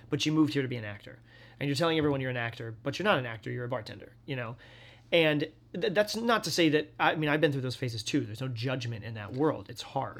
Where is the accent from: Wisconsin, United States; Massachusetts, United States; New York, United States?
Massachusetts, United States; the Berkshires; moved away; I grew up in the Berkshires in Massachusetts